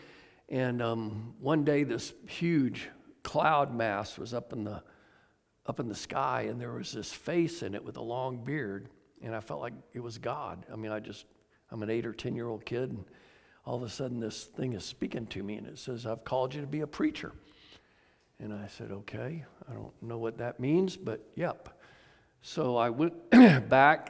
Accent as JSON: {"language": "English", "town": "Atlanta", "region": "Georgia", "country": "United States", "tie": "born or raised there", "said": "I was raised in Atlanta, Georgia"}